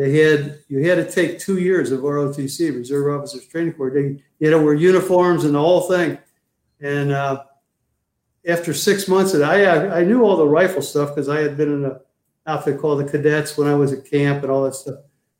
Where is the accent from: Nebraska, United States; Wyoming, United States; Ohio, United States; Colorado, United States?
Ohio, United States; moved away; When I came out to California from Ohio, the two big shows were Laugh-In and the Smothers Brothers, as far as relevant comedy goes.